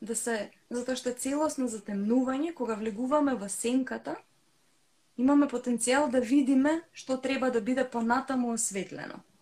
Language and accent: Macedonian; North Macedonia; кај нас во Македонија.